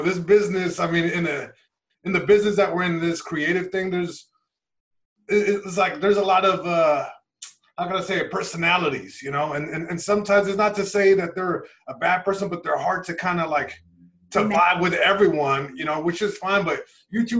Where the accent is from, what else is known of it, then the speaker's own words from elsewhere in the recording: Long Beach, California, United States; where I'm from, from Long Beach, California, East Side, born and raised